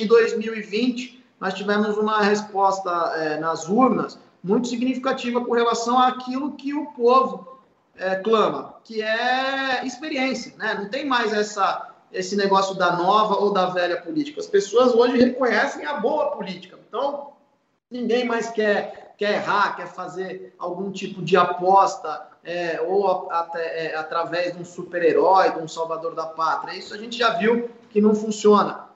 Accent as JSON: {"language": "Portuguese", "region": "São Paulo", "country": "Brazil", "said": "eu, enquanto é, paulista"}